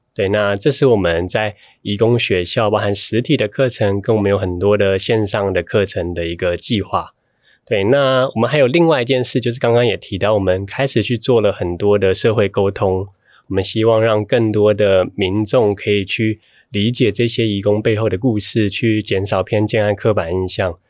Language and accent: Chinese; Taiwan; 我从台湾来